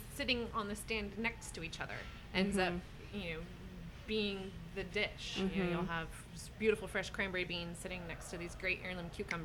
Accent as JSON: {"language": "English", "town": "Morgan Hill", "region": "California", "country": "United States", "tie": "born or raised there", "said": "I'm born and raised in California. I grew up in the South Bay, a town called Morgan Hill. So had pretty typical California upbringing."}